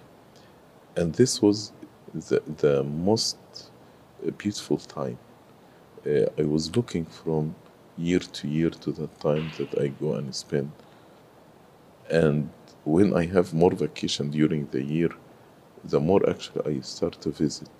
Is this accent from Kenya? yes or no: no; Cairo, Cairo Governorate, Egypt; moved away as an adult; also born or lived in Sohag, Egypt; now in United States; I grew in Cairo, but I was not born in Cairo. We are originally from Upper Egypt. So I was born in Sohag, but I grew in Cairo